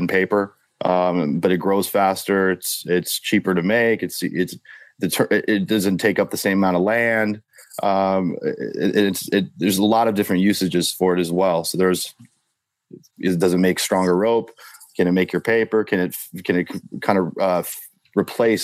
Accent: Colorado, United States; now in California, United States; I'm from Colorado, so I'm a little different. So moved from Colorado to California

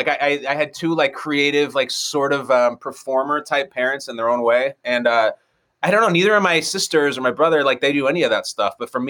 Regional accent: North Shore of Chicago, Illinois, United States; born or raised there

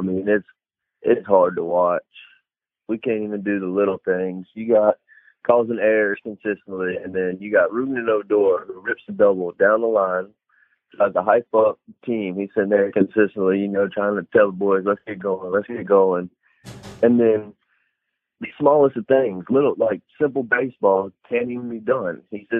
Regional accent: Aiken, South Carolina, United States; moved away as an adult; now in Portsmouth, United States; I'm from Aiken, South Carolina. I'm in the Coast Guard stationed in Portsmouth, Virginia.

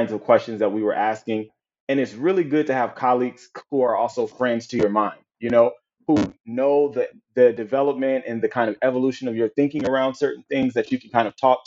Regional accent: Compton, California, United States; Me growing up in Compton, California, and attending this small Black parochial school

